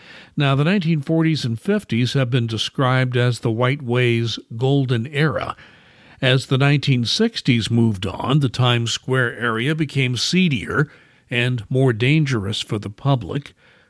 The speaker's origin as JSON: {"language": "English", "region": "Midwest", "country": "United States", "tie": "born or raised there", "said": "As a Midwesterner all my life"}